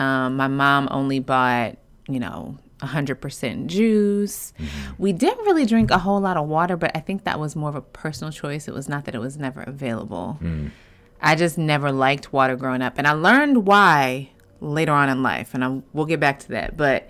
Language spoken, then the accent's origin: English; Midwest, United States; I'm from the Midwest